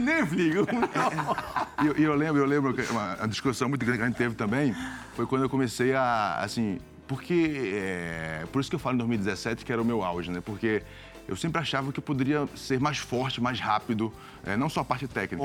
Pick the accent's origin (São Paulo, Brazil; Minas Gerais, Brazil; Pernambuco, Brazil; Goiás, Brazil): Pernambuco, Brazil; Recife; moved away; also born or lived in Italy; sou de Recife